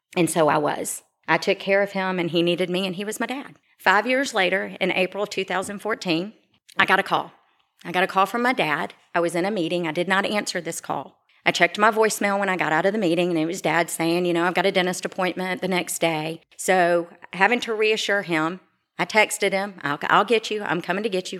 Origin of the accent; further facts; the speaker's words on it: Roswell, Georgia, United States; I grew up in Roswell, Georgia, just north of Atlanta.